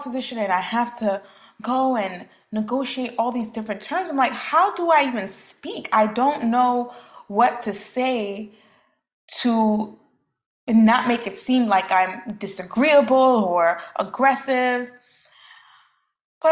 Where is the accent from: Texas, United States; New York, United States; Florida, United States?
New York, United States; New York City; growing up in Brooklyn, New York